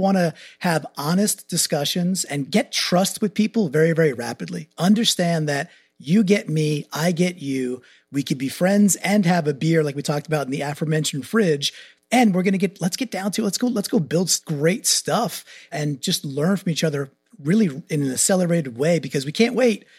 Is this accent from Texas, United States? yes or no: no; Long Island, New York, United States; moved away as an adult; now in Connecticut, United States; So I'm a New Yorker by birth, grew up in Long Island, went to Yukon, stayed in Connecticut